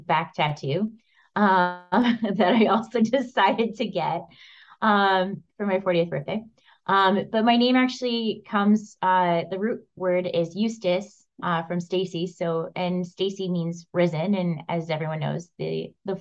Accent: Windsor, Ontario, Canada; moved away as an adult; also born or lived in Toronto, Canada / Australia; now in London, Canada; I'm from Windsor

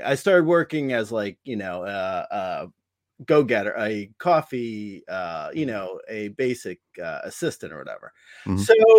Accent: East Coast, United States; because I grew up on the East Coast, I was like, let me try LA.

